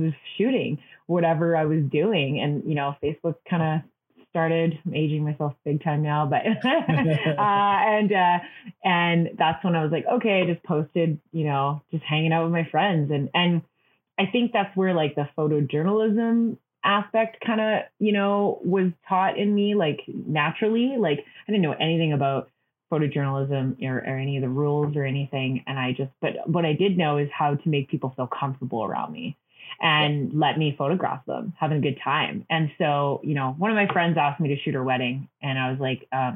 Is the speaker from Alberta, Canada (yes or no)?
yes; Hinton, Alberta, Canada; also born or lived in Vancouver; now in Calgary, Canada; The big pulp mill where I grew up in Hinton, Alberta